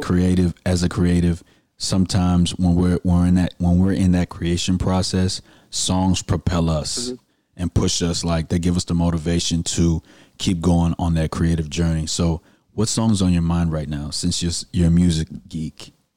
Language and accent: English; Houston, Texas, United States; I'm from the Southwest and I went to Booker T. Washington. We the real Eagles in Houston, Texas.